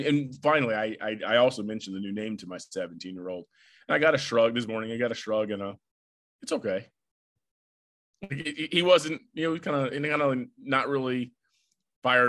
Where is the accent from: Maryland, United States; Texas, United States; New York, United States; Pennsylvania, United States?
Maryland, United States; now in Virginia, United States; I'm from Maryland.